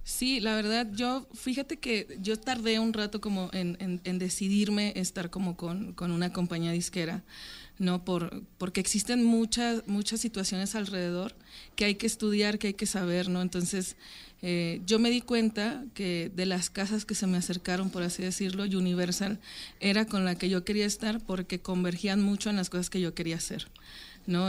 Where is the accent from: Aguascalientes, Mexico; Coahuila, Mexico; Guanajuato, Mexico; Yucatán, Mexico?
Coahuila, Mexico; Francisco I. Madero; moved away; yo soy de Francisco y Madero, en Coahuila